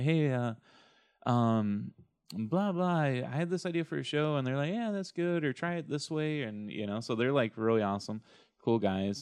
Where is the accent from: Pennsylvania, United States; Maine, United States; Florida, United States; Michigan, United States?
Michigan, United States; Shelby Township; my hometown